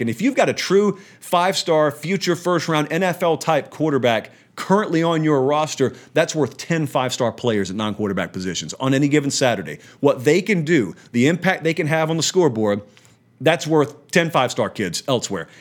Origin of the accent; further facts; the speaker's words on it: Columbus, Georgia, United States; moved away as an adult; now in Nashville, United States; I live in Columbus, Georgia. I'm from Columbus